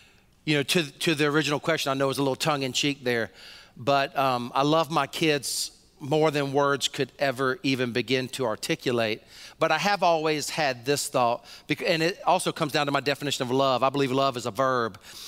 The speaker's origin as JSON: {"language": "English", "region": "Deep South", "country": "United States", "tie": "born or raised there", "said": "Even I was raised in the Deep South, so I drank a lot of sweet tea."}